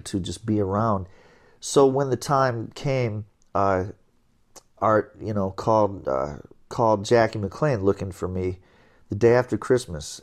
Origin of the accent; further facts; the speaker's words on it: Binghamton, New York, United States; Binghamton was a, a lovely place to grow up and, and spend a, spend your childhood